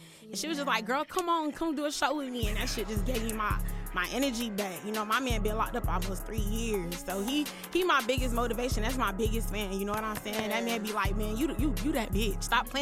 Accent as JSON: {"language": "English", "town": "Miami", "region": "Florida", "country": "United States", "moved": "as an adult", "said": "I'm actually from Miami, the crib"}